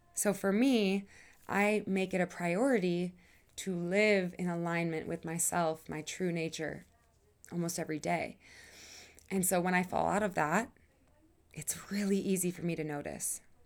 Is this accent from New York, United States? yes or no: no; Wisconsin, United States; moved away as an adult; now in Colorado, United States; I moved away from Wisconsin five years ago